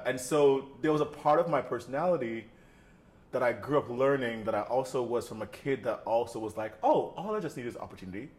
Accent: Jamaica; moved away as an adult; also born or lived in New York / London; being Jamaican, being from that side of the world

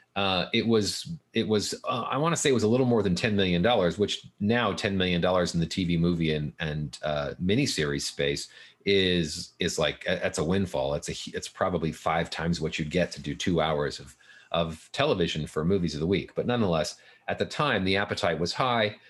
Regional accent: Fullerton, California, United States; I grew up in Fullerton

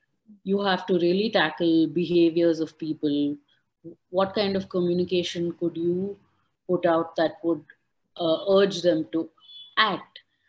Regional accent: Udupi, Karnataka, India; TIP Sessions is headquartered in Udupi, which is my hometown district. I was one of those people that, you know, grew up spending all of my summers and winter holidays in my grandparents' house by the beach with the local communities.

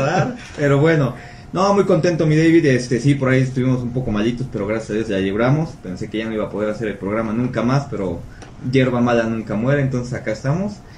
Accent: Mexico; es una cultura que tenemos los mexicanos

